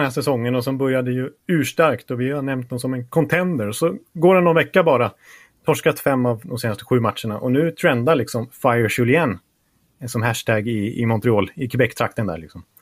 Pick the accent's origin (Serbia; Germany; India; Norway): Norway; Bättre betyg än vad jag kommer från, från Norge kan jag säga.